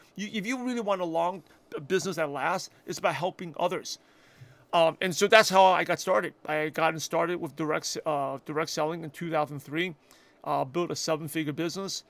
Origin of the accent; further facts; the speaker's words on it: New York City, New York, United States; English is a second language; I'm a shy, quiet Asian kid that grew up in Brooklyn, New York